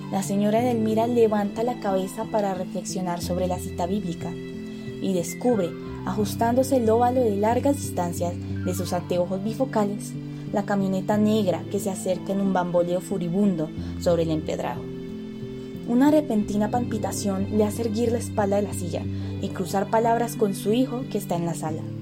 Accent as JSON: {"language": "Spanish", "country": "Colombia", "said": "Como colombianos casi siempre ignoramos todo lo que nos sentimos propio y no necesariamente somos conscientes de ello."}